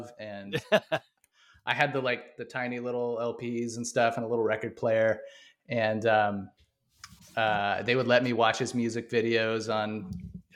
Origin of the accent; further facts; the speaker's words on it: San Antonio, Texas, United States; I grew up just outside of San Antonio